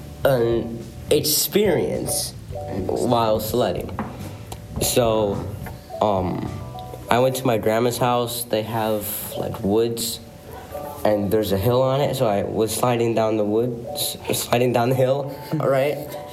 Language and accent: English; Wisconsin, United States; Because we're from Wisconsin.